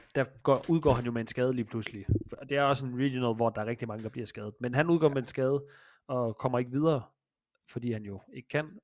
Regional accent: Jutland, Denmark; Jeg er fra Jylland.

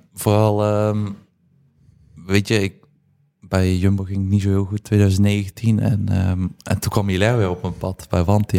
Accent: Poppel, Flanders, Belgium; moved away as an adult; also born or lived in Moergestel; ik ben opgegroeid in Poppel, heel mijn leven gewoond

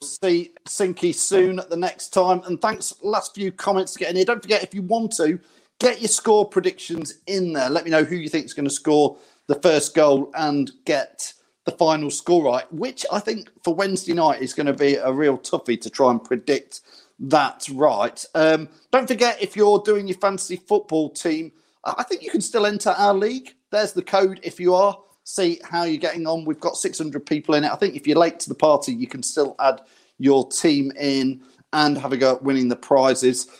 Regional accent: Loughborough, East Midlands, United Kingdom; I'm from Loughborough area

